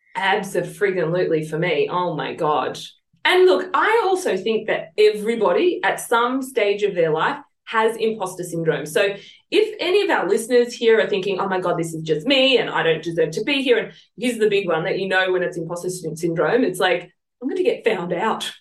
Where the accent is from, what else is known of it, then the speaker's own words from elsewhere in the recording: Sydney, New South Wales, Australia; accent: southwest Sydney; moved away as an adult; now in Sunshine Coast, Australia; come from southeast Sydney or southwest Sydney